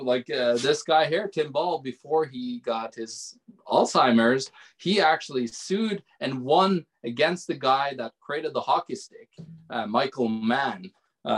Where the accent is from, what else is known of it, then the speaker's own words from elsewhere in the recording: Norway; now in Manitoba, Canada; I'm from Norway and I live in Manitoba.